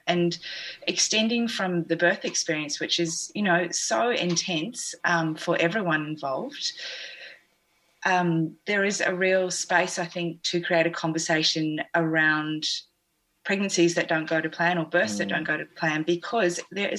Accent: New Zealand; accent: New Zealand; I think that's my New Zealand accent.

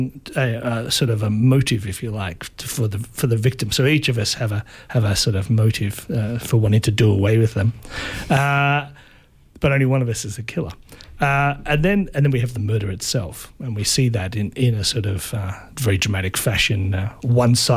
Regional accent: Baxter, Victoria, Australia; I grew up in Baxter on Joan Lindsay's property

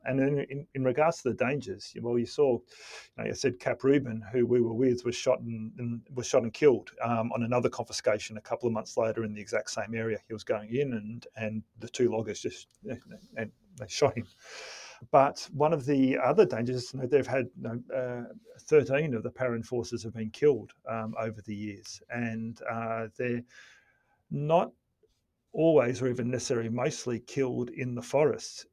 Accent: Melbourne, Victoria, Australia; my, my, my hometown.

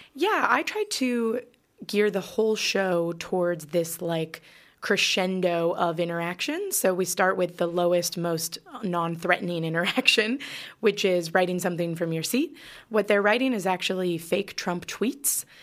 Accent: California, United States; accent: American; moved away as an adult; also born or lived in Chicago / New York; now in Melbourne, Australia; I grew up in California

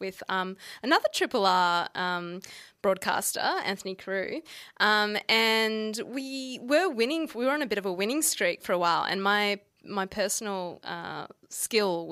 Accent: Perth, Western Australia, Australia; now in Melbourne, Australia; we're actually both from Perth

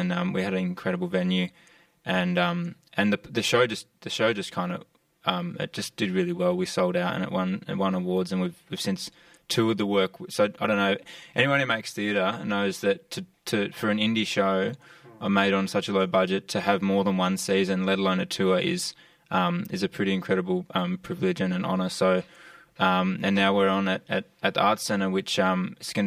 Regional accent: Alice Springs, Northern Territory, Australia; having grown up in Alice Springs, I've lived in that environment sort of my whole life

